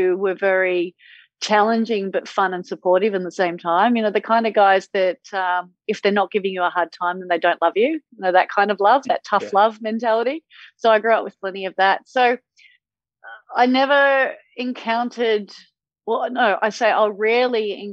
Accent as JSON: {"language": "English", "town": "Sydney", "region": "New South Wales", "country": "Australia", "tie": "born or raised there", "said": "I grew up at Manly Beach on Sydney's Northern Beaches."}